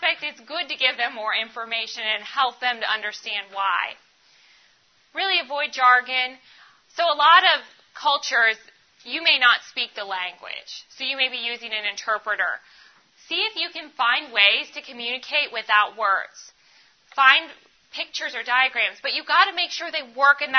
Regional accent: Ohio, United States; I grew up in Ohio

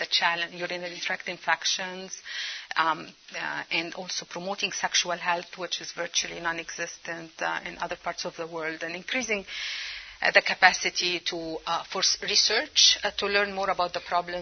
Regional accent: Egypt; now in United States; Cairo, Egypt. That's my home country, my native country

